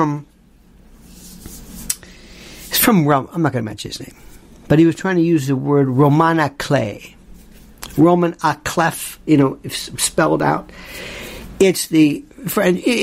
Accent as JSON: {"language": "English", "country": "United States", "said": "I'm American."}